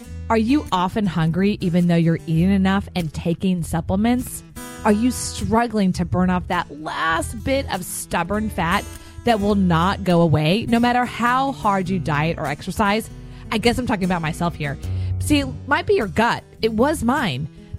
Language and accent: English; Texas, United States; And I'm from Texas, so I say it like with a Spanish accent.